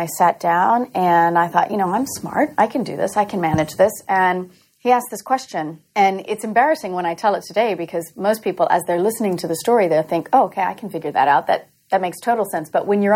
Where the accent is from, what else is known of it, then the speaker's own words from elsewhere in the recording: Louisiana, United States; moved away as an adult; also born or lived in Massachusetts; I grew up in Louisiana